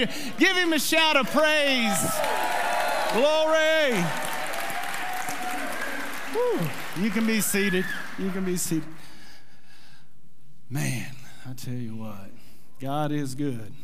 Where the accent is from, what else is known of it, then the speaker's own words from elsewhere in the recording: Mannford, Oklahoma, United States; I'm from Manford.